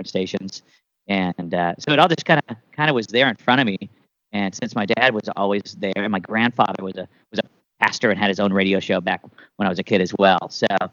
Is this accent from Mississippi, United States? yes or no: no; Des Moines, Iowa, United States; moved away as an adult; now in New York, United States; I grew up in Des Moines, Iowa, and around Iowa